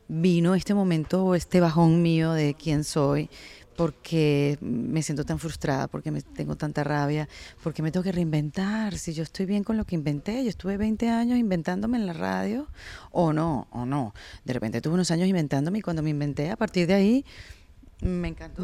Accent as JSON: {"language": "Spanish", "country": "Venezuela", "moved": "yes", "said": "yo soy venezolana"}